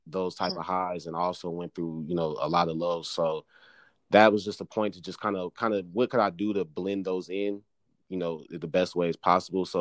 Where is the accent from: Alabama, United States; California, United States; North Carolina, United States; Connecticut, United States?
California, United States; Moreno Valley; I'm from Reno Valley, top of the M, Inland Empire.